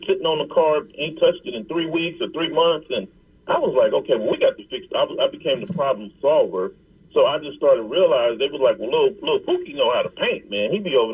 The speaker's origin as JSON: {"language": "English", "town": "Compton", "region": "California", "country": "United States", "tie": "born or raised there", "said": "growing up in Compton"}